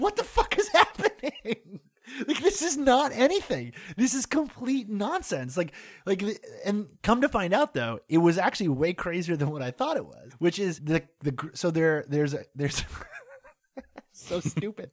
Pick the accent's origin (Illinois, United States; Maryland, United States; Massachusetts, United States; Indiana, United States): Massachusetts, United States; North Shore of; moved away as an adult; now in New York, United States; where I grew up in the North Shore of Massachusetts